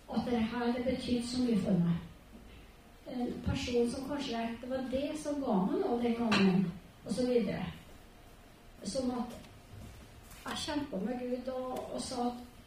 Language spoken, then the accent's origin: Norwegian; Trondheim, Trøndelag, Norway; also born or lived in Borgen; now in Melhus, Norway; Jeg er født på Borgen, og så har jeg vokst opp på Heimdal